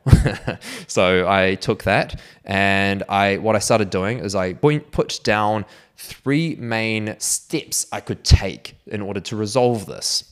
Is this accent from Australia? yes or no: no; Auckland, New Zealand; I was actually back in Auckland by this time, which is my hometown.